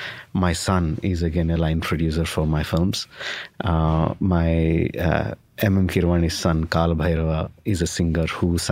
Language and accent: English; Karnataka, India; born there; English is a second language; I was born in India.